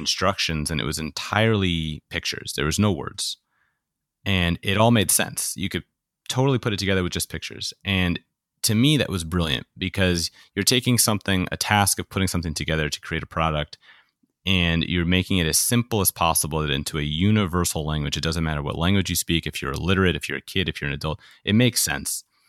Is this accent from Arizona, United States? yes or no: no; New York, United States; I grew up in New York